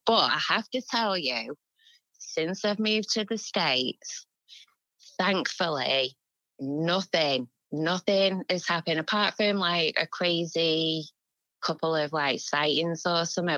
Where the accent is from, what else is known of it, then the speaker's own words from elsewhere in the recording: England, United Kingdom; we're English